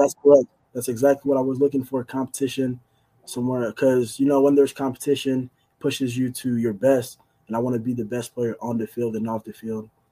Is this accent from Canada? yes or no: yes; Montreal, Quebec, Canada; I grew up in Canada, in Montreal